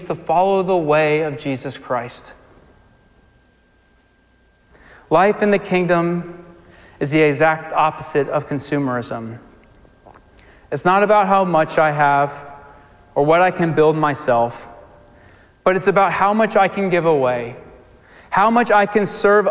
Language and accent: English; Virginia Beach, Virginia, United States; moved away; I'm from Virginia Beach, so we went down to Virginia to spend some time with my parents. And we went to this water park, and it was a water park I went to growing up